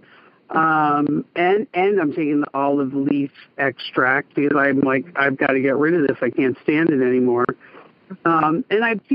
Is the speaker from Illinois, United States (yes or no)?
no; Los Angeles, California, United States; I'm actually from